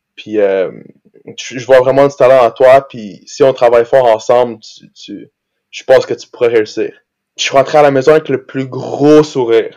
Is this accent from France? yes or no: no; Brazil; moved away; quand j'étais jeune, j'habitais au Brésil